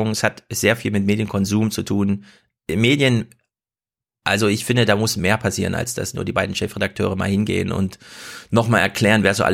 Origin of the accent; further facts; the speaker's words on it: eastern Germany, Germany; Ja, also als Ossi will ich einfach mal klar sagen, ja, das geht so nicht weiter, ihr Ossis.